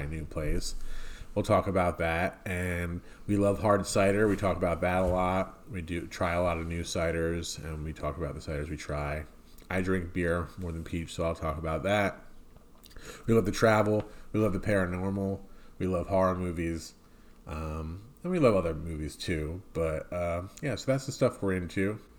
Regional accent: New Jersey, United States; we're a couple from New Jersey. We live in South Jersey now. We moved to South Jersey from, like, Central Jersey

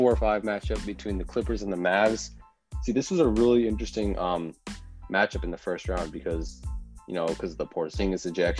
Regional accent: New York, United States; I'm from New York

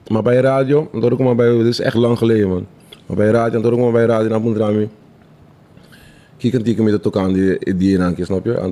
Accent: Netherlands; Ik ben Nederlander, man, G.

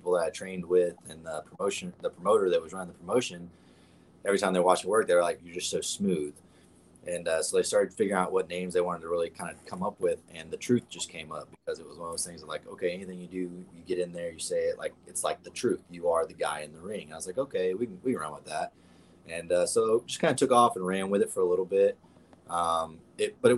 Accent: the South, United States; I'm a country boy at heart. I was born and raised that way. I was born in the South

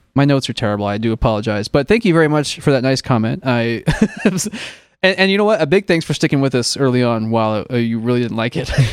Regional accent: Illinois, United States; now in California, United States; growing up in Illinois, where it does get deep freezing cold

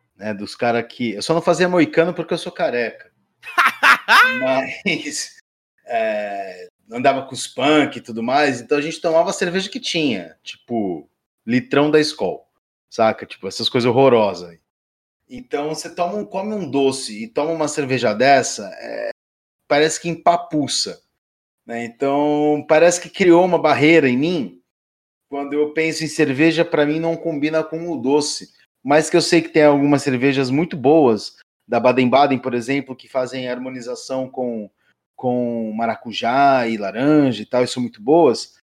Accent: Brazil; Como um bom caiçara

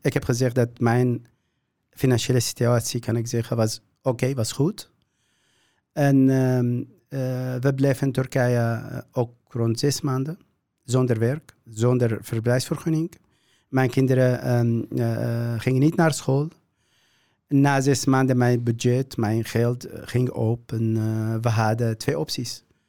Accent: Syria; Dutch is a second language; moved away as an adult; now in Netherlands; ik kom uit Syrië.

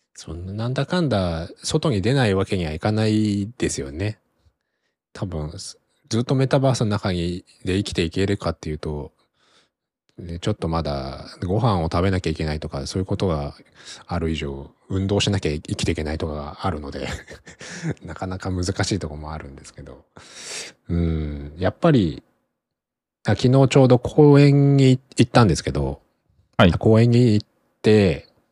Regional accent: Kanto, Japan; now in Tokyo, Japan; 自分の地元、実家も別に、まあ関東圏内でそこそこ、都会では、都会に近いものではある

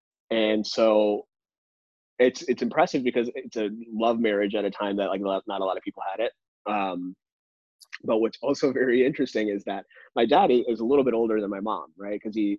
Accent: Dallas, Texas, United States; also born or lived in Chicago, Illinois / Atlanta; he had already moved down to Dallas, Texas. Okay. So my family followed. And then I grew up in Dallas for the next 16 years.

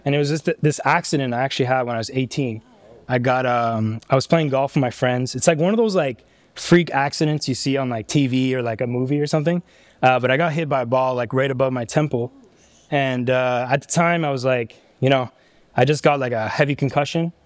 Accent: Ottawa, Ontario, Canada; I come from Ottawa

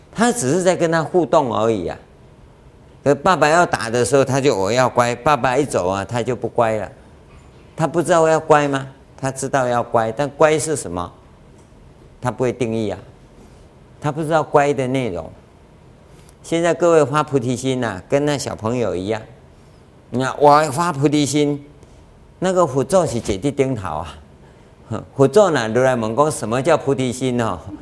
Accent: Yilan County, Taiwan; 同样讲台语呀，我们是宜兰人

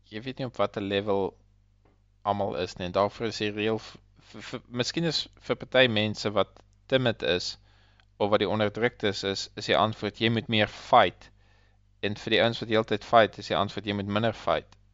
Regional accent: South Africa; now in Australia; Hulle leef definitief baie anders eh, as ons Suid-Afrikaners.

